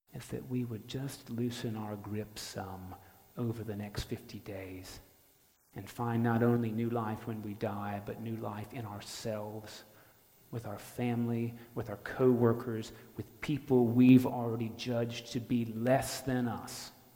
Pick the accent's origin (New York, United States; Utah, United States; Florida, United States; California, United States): Florida, United States; North; I'm from North Florida